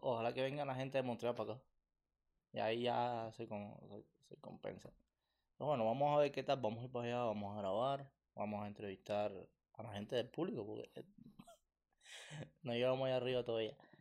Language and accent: Spanish; Cuba; now in Canada; Somos cubanos